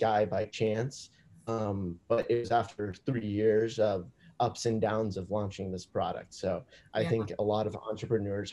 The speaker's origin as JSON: {"language": "English", "town": "Manhattan Beach", "region": "California", "country": "United States", "also_born_or_lived": "Indiana", "said": "I'm originally from Manhattan Beach, California, so a small beach town in Los Angeles"}